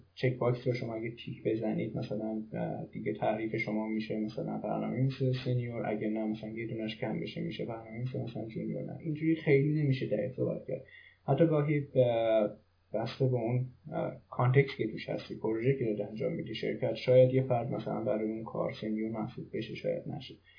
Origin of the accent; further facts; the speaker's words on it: Iran; moved away as an adult; now in Germany; خارج از ایران هستم